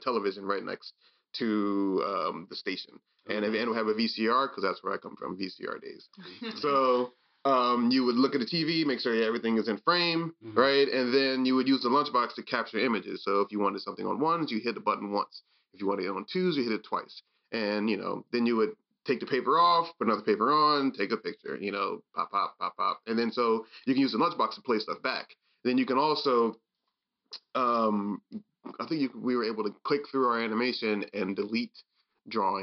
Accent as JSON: {"language": "English", "region": "Maryland", "country": "United States", "said": "I'm from Maryland"}